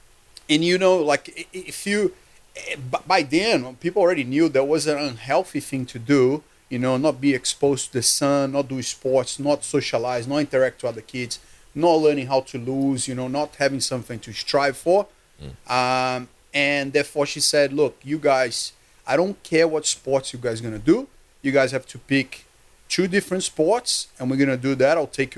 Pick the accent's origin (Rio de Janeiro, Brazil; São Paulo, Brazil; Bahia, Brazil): Rio de Janeiro, Brazil; moved away as an adult; now in Australia; So I came from Rio de Janeiro, and I come from a middle-class family, working hard family.